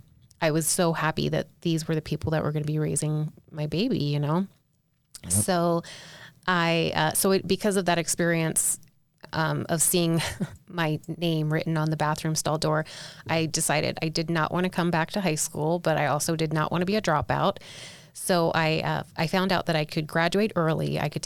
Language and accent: English; South Carolina, United States; I grew up LDS in South Carolina